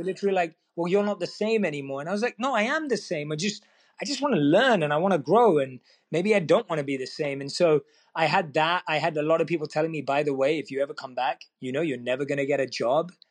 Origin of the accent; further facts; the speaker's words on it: London, United Kingdom; one of few minority Indians in my school in my area in London, where I was born and raised, London, England